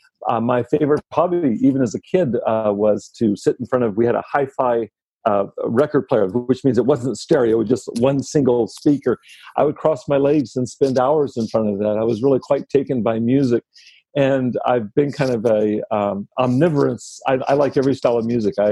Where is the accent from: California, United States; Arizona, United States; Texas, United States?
Texas, United States; I grew up in Texas